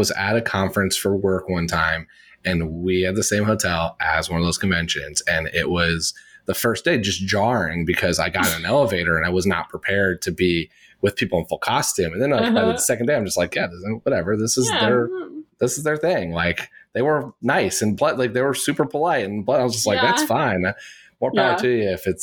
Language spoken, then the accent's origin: English; Indiana, United States; now in New York, United States; I'm from Indiana